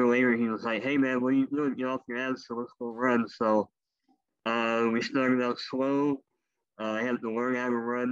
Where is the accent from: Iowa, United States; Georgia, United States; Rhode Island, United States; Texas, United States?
Texas, United States; Brenham; moved away as an adult; now in Houston, United States; I moved away to a small town halfway between here and Austin called Brenham, Texas